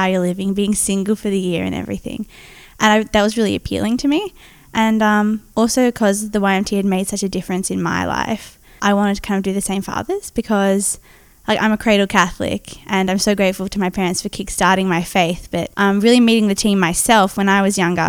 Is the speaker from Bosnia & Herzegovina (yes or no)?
no; Melbourne, Victoria, Australia; moved away; also born or lived in Wollongong; I'm from Melbourne and I've just finished a year of Youth Mission Team being based in Wollongong